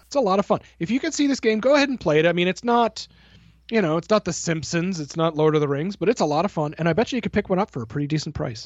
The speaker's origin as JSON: {"language": "English", "country": "Canada", "said": "I'm Canadian"}